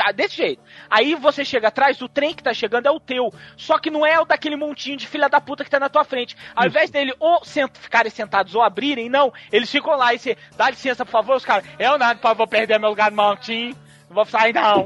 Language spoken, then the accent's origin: Portuguese; Brasília, Federal District, Brazil; sou daqui de Brasília